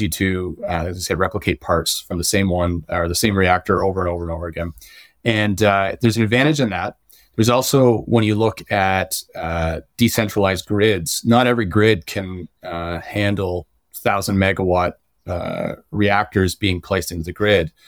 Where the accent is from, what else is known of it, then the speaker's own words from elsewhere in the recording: Ontario, Canada; myself growing up in Ontario, I, I was a kid with asthma